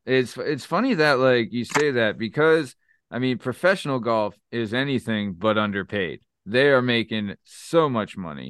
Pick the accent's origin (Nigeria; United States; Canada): United States; Philadelphia, Pennsylvania; we're from Philadelphia